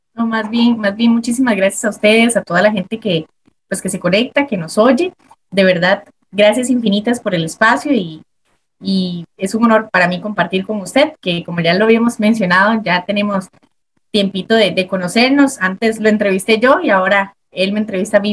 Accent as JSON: {"language": "Spanish", "town": "Desamparados", "region": "San José", "country": "Costa Rica", "tie": "born or raised there", "said": "yo soy de, de Desamparados, el porvenir. Mi familia, la mitad es de San Carlos, pero yo nací acá en San José, San José, Costa Rica"}